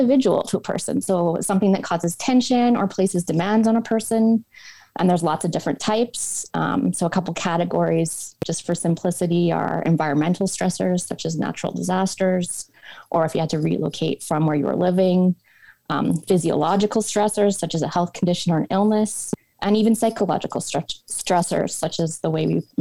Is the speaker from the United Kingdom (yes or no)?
no; Edmonton, Alberta, Canada; I'm originally from Edmonton, Alberta. Both my parents are from this area and come from large families